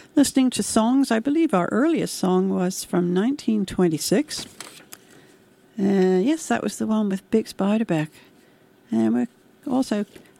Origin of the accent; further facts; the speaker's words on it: United Kingdom; when I was growing up in Britain in the 1950s and 60s